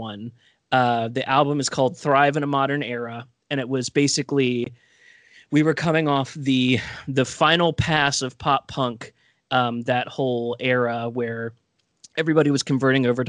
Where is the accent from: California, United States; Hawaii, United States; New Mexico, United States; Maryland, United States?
Maryland, United States; Baltimore; we're all from Baltimore